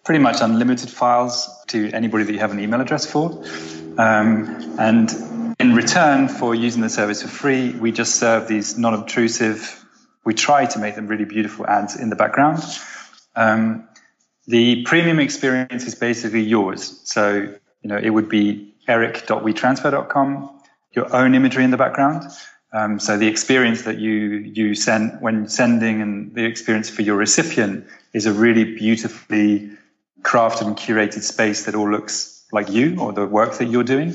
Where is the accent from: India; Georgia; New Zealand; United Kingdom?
United Kingdom; moved away as an adult; also born or lived in Amsterdam, Netherlands; now in Los Angeles, United States; I'm British. I spent the last 10 years living in Amsterdam and the last year living in Los Angeles